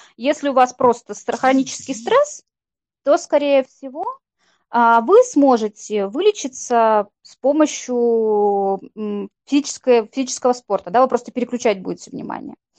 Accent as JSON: {"language": "Russian", "region": "Saint Petersburg", "country": "Russia", "said": "мы с Викой из Санкт-Петербурга"}